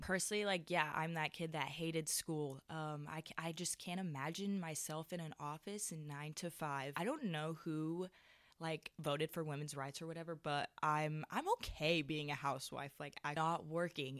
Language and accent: English; Switzerland; now in United States; I'm from Switzerland, and I am considered an international student